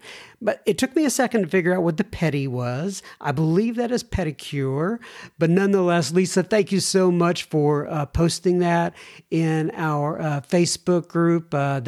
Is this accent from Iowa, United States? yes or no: no; Arkansas, United States; I am from Northwest Arkansas, born and raised. That is Walmart country.